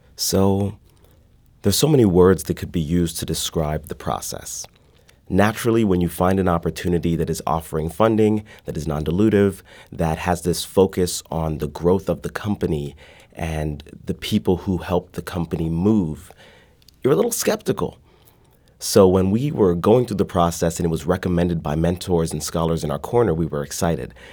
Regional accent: Midwest, United States; now in St. Louis, United States; growing up in the Midwest

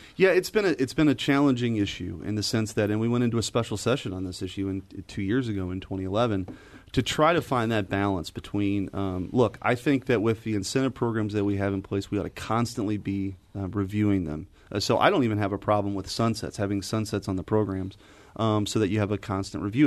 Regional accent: St. Louis, Missouri, United States; I grew up in Saint Louis, and I grew up in North County, actually, uh, near the airport

